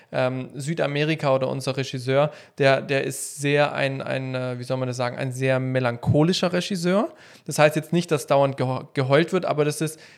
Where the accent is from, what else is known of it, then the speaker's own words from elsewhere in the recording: Germany; Ja, ich als Produzent bin auch ein Deutscher.